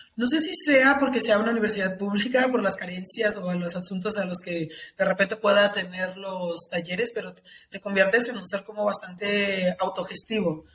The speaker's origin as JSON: {"language": "Spanish", "town": "Tepatitlán", "region": "Jalisco", "country": "Mexico", "also_born_or_lived": "Guadalajara", "said": "Tepatitlán, que es la ciudad de donde yo soy, es una hora aquí de Guadalajara"}